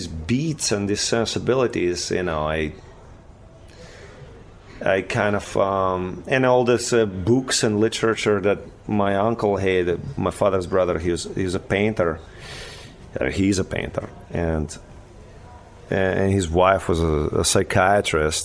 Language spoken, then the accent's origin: English; Ukraine; English is a second language; now in United States; We were like a total oasis of like freakaholic kind of fantasy in Ukraine